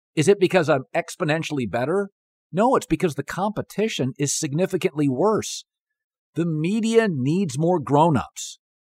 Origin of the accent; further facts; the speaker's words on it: Seattle, Washington, United States; moved away; I grew up in Seattle